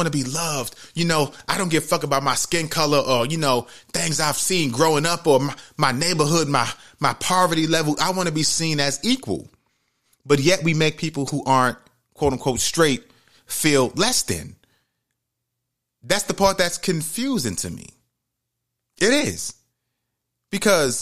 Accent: New York City, New York, United States; growing up in the Bronx, New York, Webster Avenue, 170

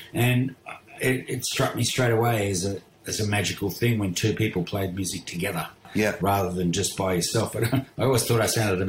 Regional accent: Perth, Western Australia, Australia; born there; I was born in Perth, yes.

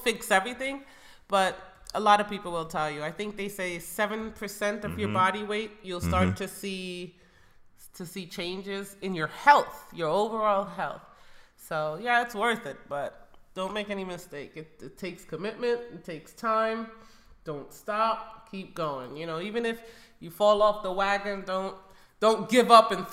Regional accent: Jamaica; moved away; I grew up in Jamaica

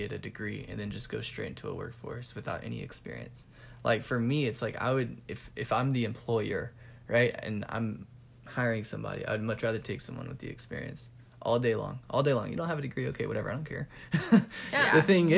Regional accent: the South, United States; also born or lived in California; now in Georgia, United States; I've been raised kind of in the South

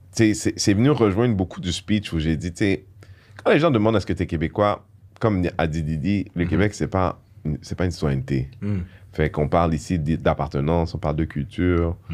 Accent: Haiti; Moi, je suis haïtien. Mhm. Je, je, suis haïtien parce que mon père est haïtien, ma mère est haïtienne.

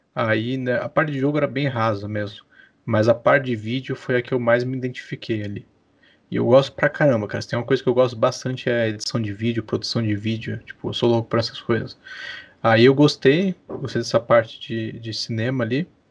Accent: Santos, São Paulo, Brazil; moved away as an adult; now in Curitiba, Brazil; nasci, não nasci em Curitiba, nasci em Santos, litoral de São Paulo

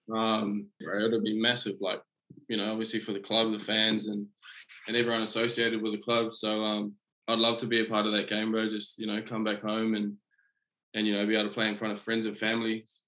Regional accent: Auckland, New Zealand; also born or lived in Coromandel, New Zealand; now in Queensland, Australia; I was born in Auckland, um, but I moved um, up to the Coromandel when I was about, oh, I think it might have been maybe like six or seven

